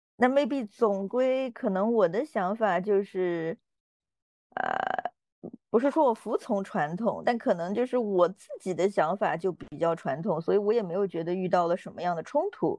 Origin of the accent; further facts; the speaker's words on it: Yunnan, China; 我是云南人